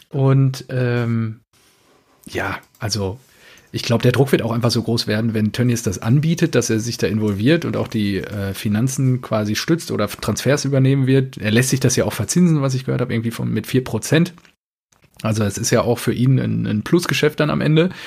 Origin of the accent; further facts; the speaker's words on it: Dortmund, North Rhine-Westphalia, Germany; Fände ich als Dortmunder nicht so schlecht